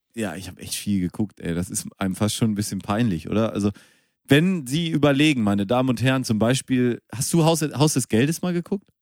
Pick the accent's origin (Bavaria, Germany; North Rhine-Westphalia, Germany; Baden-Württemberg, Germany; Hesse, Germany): North Rhine-Westphalia, Germany; Münster; ich bin ja in Münster geboren.